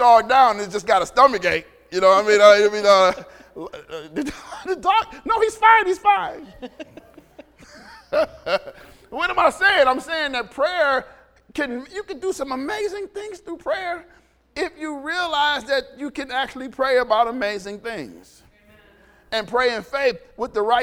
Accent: Detroit, Michigan, United States; growing up in Detroit

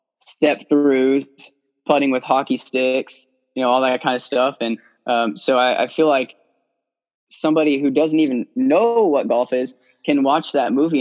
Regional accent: Hawaii, United States; I was born in Hawaii

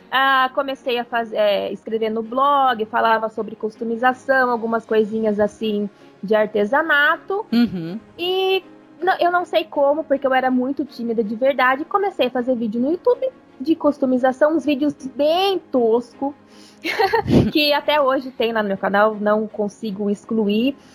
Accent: São Paulo, Brazil; Primeira, interior de São Paulo.

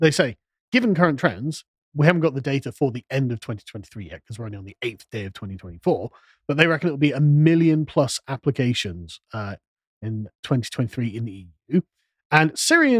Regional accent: England, United Kingdom; we're English

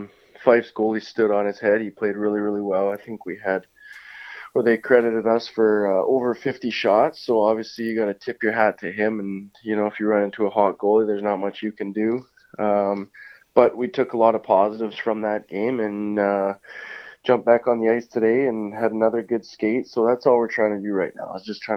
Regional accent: France; English is a second language; when I came over from France, I had a very positive experience last year.

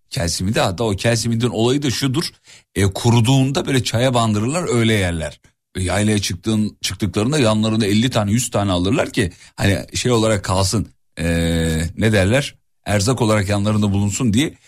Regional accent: İzmit, Kocaeli, Turkey; 37 yıllık İzmitliyim

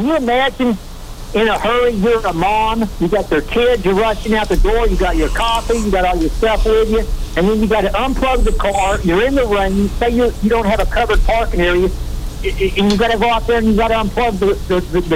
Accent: Dallas, Texas, United States; I'm from Dallas

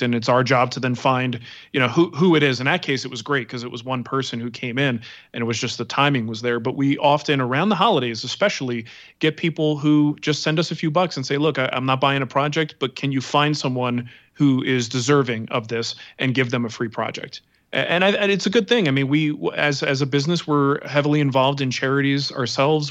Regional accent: East Coast, United States; now in Denver, United States; growing up on the East Coast

